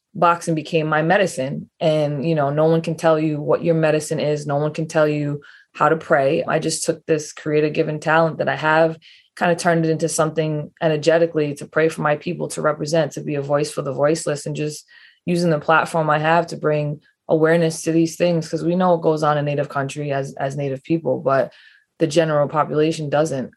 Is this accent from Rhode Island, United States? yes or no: yes; East Providence, Rhode Island, United States; I grew, grew up in East Providence, Rhode Island.